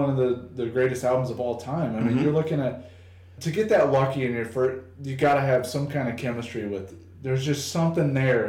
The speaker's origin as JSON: {"language": "English", "town": "Rock Island", "region": "Illinois", "country": "United States", "tie": "born or raised there", "said": "I grew up in Rock Island. It's a very mixed bag of mm-hmm. people"}